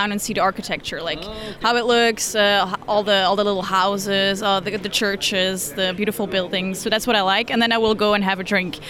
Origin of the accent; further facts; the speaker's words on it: Belgium; first language Dutch; English is a second language; Oh, so I speak Dutch. That's my mother tongue, or Flemish. That's the same language.